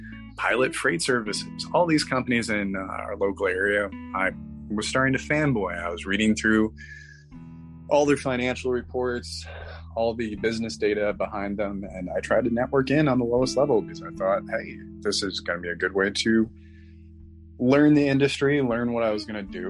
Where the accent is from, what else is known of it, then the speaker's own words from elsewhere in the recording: Midwest, United States; I am a Midwesterner like yourself. I grew up in a very rich area, which was absolutely fantastic with parents who did not know how to handle their money.